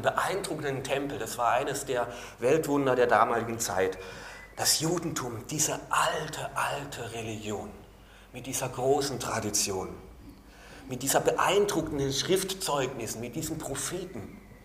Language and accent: German; Baden-Württemberg, Germany; also born or lived in Carinthia, Austria; now in Austria; ich komme aus Baden-Württemberg, da ist alles hinten mit Le, Stinkerbächle